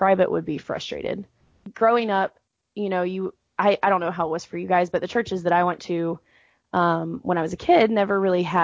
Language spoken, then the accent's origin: English; Atlanta, Georgia, United States; moved away as an adult; now in Houston, United States; I live in Houston, Texas currently, but I'm actually from Atlanta